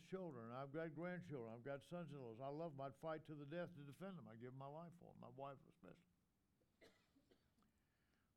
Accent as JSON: {"language": "English", "region": "the South", "country": "United States", "said": "in the South, we call our wives mother and brother, father"}